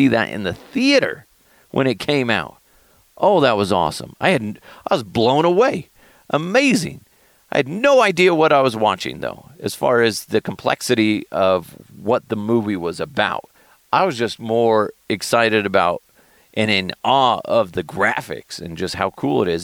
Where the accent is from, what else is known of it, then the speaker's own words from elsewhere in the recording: Thornton, Colorado, United States; my hometown of Thornton, Colorado